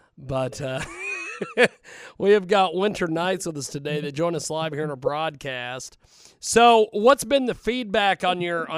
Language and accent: English; Kansas, United States; I'm originally from Kansas.